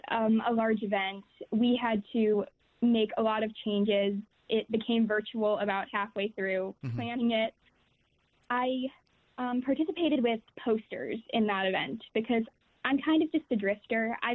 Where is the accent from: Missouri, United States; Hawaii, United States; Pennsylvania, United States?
Pennsylvania, United States; moved away; I'm originally from Pennsylvania. I didn't like it. I wouldn't move back there for school if I had the choice.